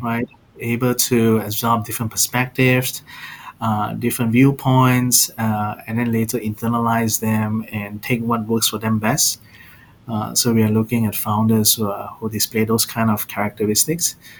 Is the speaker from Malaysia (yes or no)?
yes; Malaysia; moved away; also born or lived in Singapore / Australia / Mountain View; I'm originally from Malaysia, so I do understand a bit of Bahasa.